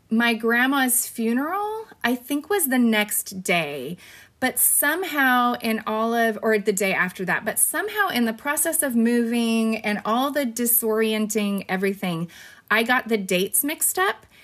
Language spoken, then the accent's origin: English; Fresno, California, United States; also born or lived in Bakersfield, California / Peru; I was born in Bakersfield, which is two hours away from Fresno, and then moved to Fresno when I was four and lived here my entire life